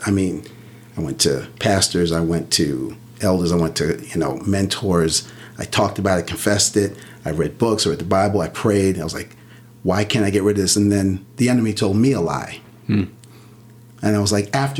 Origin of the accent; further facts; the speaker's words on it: Central Islip, New York, United States; We grew up on Long Island, in the middle of Long Island, middle of Suffolk County, a town called Central Islip